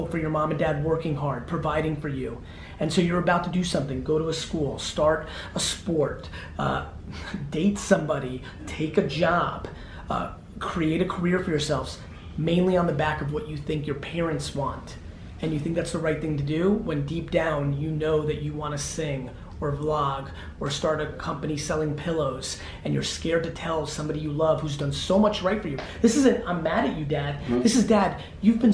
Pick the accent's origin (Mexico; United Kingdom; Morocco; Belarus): Belarus; now in United States; I was born in the Soviet Union.